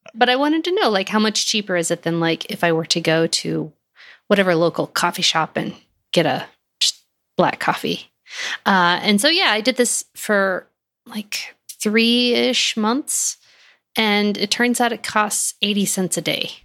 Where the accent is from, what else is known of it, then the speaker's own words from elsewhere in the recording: Texas, United States; moved away as an adult; also born or lived in Fort Collins, Colorado; I am from Texas